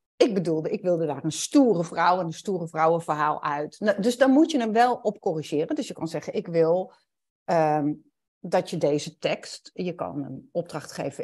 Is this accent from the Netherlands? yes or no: yes; Netherlands; En dan ben ik een Nederlander die Duits spreekt. Dus dan heb ik een bepaald accent